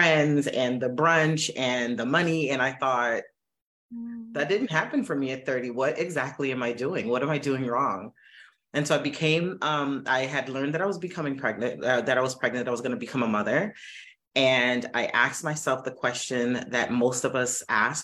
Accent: Miami, Florida, United States; I'm from Miami, born and raised

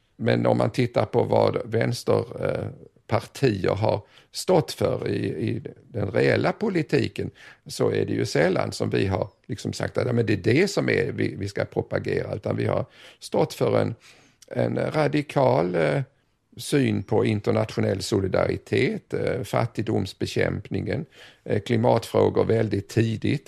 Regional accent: Sweden; also born or lived in Southeast Asia; hemma i Sverige

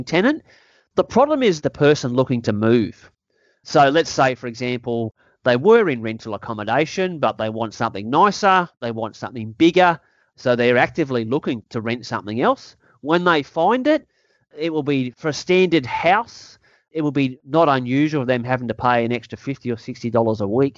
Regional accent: Australia; I'm also an Australian, and I care more about my country

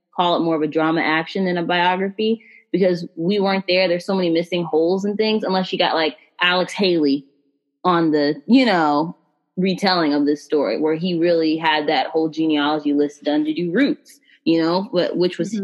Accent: United States; as a black American

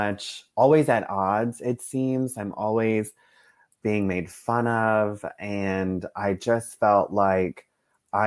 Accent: South Texas, United States; I grew up in South Texas.

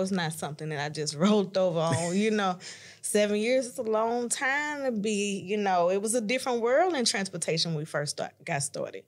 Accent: Chattanooga, Tennessee, United States; I'm from Chattanooga, Tennessee

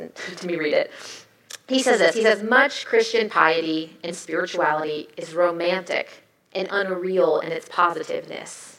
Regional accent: the South, United States; I was raised in the South

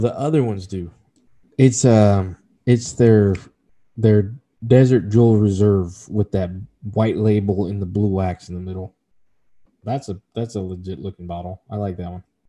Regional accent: Texas, United States; my home state

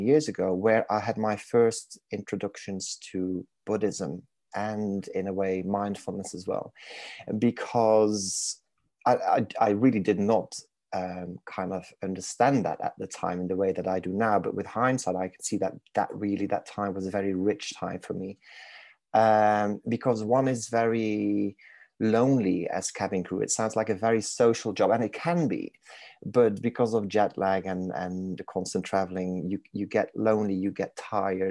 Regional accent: Belgium; accent: crossover accent, Manc twang; English is a second language; moved away as an adult; now in Manchester, United Kingdom; I was born and raised in Belgium. So in case people are wondering where the exotic accent is from

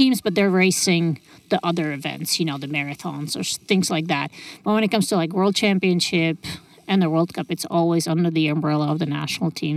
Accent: Czechia; moved away as an adult; also born or lived in Lake Tahoe, California; I grew up in the Czech Republic

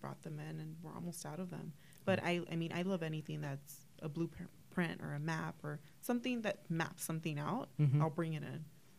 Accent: Los Angeles, California, United States; now in Whittier, United States; So I grew up in Boyle Heights in LA.

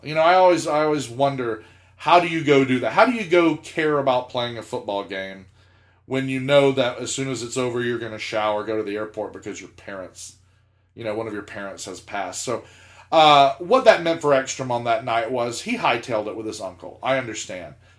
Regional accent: South Georgia, United States; I'm from South Georgia

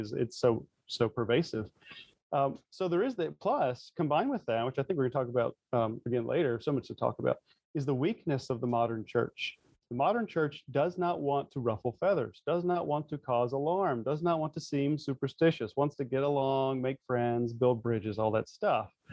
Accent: North Carolina, United States; growing up in the South in the um, North Carolina, it's very much the Bible Belt.

